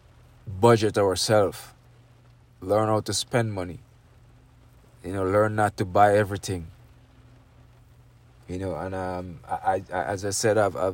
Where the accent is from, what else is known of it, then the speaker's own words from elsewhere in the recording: Jamaica; I'm from Jamaica. I'm from a third world country